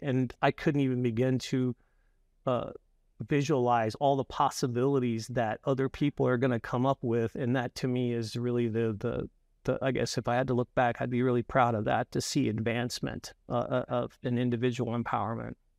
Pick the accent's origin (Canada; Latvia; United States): United States; Louisiana; I'm from Louisiana and a lot of our people that we are part of our company are as well.